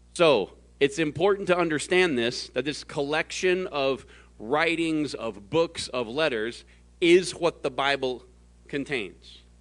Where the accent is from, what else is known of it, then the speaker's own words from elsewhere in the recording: the South, United States; now in Phoenix, United States; I was born in the South.